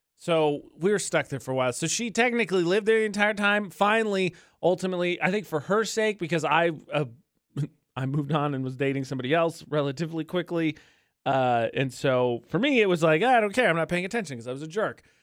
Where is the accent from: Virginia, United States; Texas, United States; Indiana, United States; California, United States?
Indiana, United States; moved away; back in Indiana, my home state